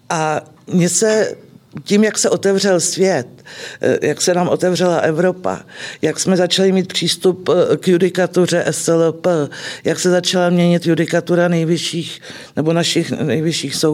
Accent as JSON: {"language": "Czech", "town": "Klatovy", "region": "Plzeň Region", "country": "Czechia", "tie": "born or raised there", "said": "A po fakultě jsem se vrátila do mého rodného města do Klatov."}